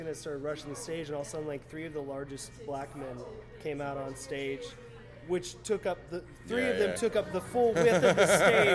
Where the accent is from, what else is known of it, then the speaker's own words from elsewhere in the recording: Sarasota, Florida, United States; now in Gainesville, United States; I grew up in Sarasota. I grew up in a beach community